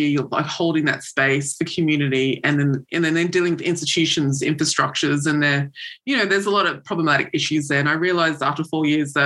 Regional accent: Australia; as a Pacific person growing up in Australia

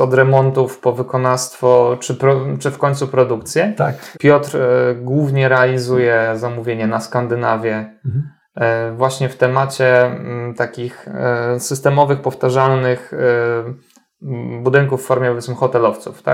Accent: Tricity, Pomeranian Voivodeship, Poland; Ja pochodzę z Trójmiasta

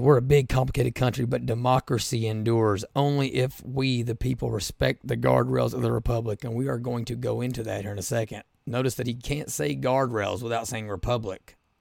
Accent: Appalachia, United States; I'm from Appalachia

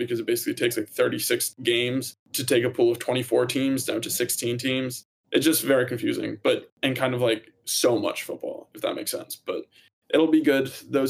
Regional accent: Ireland; It was heartbreaking again for me as an Irish football fan. We just couldn't get the job done.

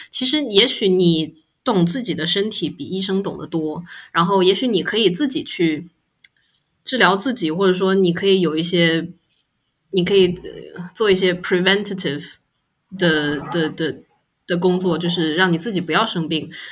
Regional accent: China; moved away; 我是中国人

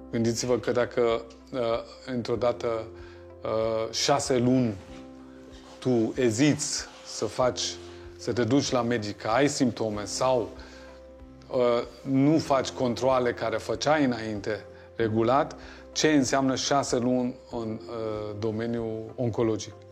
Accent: Germany; moved away as an adult; now in Romania; eu sunt născut și crescut în Germania și am început și studiile mele în Germania. Uh, am continuat în România ca pentru un an, doi

